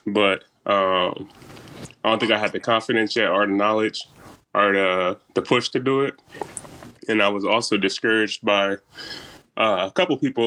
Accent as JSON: {"language": "English", "town": "Omaha", "region": "Nebraska", "country": "United States", "said": "I'm from Omaha too, South Omaha to be specific"}